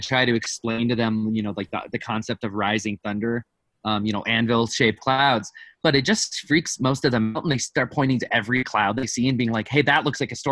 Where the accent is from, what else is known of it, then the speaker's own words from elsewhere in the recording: Wisconsin, United States; now in Colorado, United States; I grew up in Wisconsin, as a Boy Scout